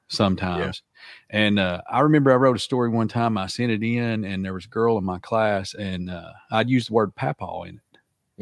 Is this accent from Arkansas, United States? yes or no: yes; Arkansas, United States; I'm from Arkansas